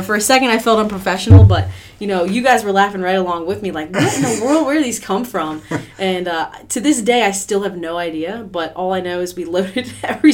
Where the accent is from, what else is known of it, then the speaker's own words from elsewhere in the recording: Pennsylvania, United States; moved away as an adult; now in Ocean View, United States; I'm actually originally from Pennsylvania